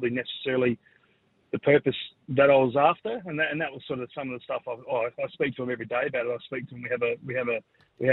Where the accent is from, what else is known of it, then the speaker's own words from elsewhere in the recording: Sydney, New South Wales, Australia; now in Adelaide, Australia; I was born in Sydney